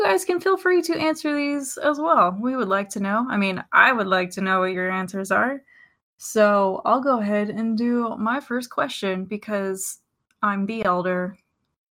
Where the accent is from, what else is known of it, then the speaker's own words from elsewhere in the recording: Houston, Texas, United States; I am from Houston